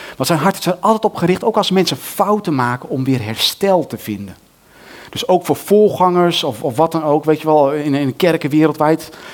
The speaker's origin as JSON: {"language": "Dutch", "country": "Netherlands", "said": "wij als Nederlanders"}